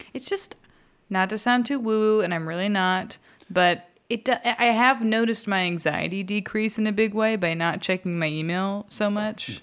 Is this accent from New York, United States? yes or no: no; Texas, United States; I'm from Texas